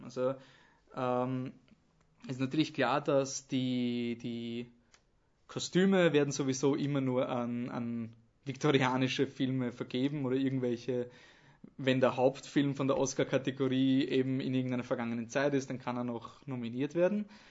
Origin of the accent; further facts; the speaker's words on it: Austria; als Österreicher